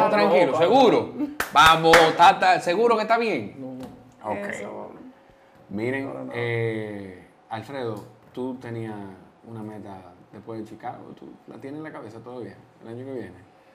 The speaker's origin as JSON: {"language": "Spanish", "country": "Peru", "said": "Pero recuerden que yo también soy peruano."}